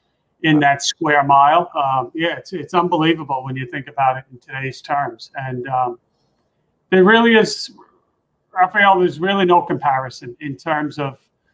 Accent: New York City, New York, United States; I grew up in Queens

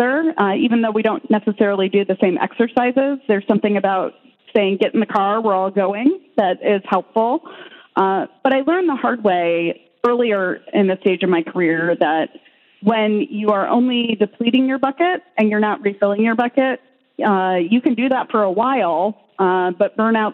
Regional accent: Midwest, United States; I grew up in the Midwest

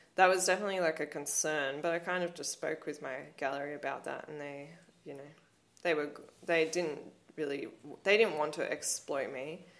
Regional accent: Blue Mountains, New South Wales, Australia; growing up in the Blue Mountains has inf- influenced me so much.

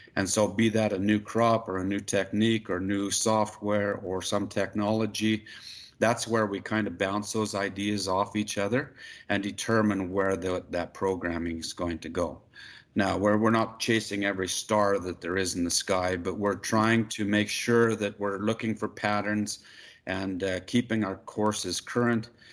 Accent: Magrath, Alberta, Canada; also born or lived in Saskatoon, Saskatchewan; I'm from McGrath. I grew up on a ranch out here

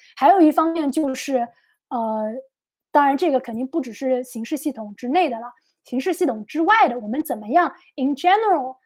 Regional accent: China; 作为中国人

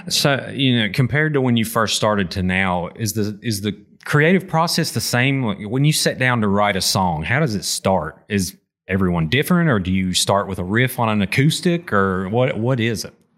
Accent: Appalachia, United States; as an Appalachian metal fan

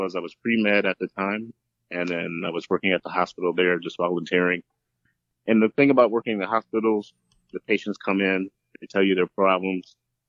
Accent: Detroit, Michigan, United States; also born or lived in LA County, California; now in California, United States; I'm originally from Detroit, Michigan

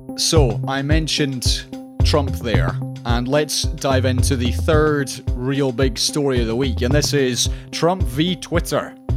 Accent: Scotland, United Kingdom; I say this as a Scottish person

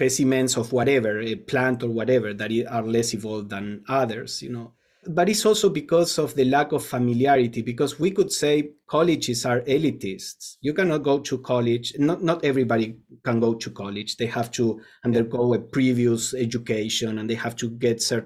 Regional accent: Argentina; moved away; I come from Argentina where college is free

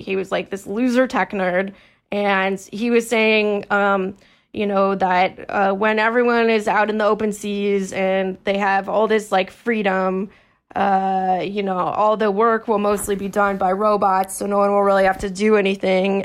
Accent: California, United States; I'm from California

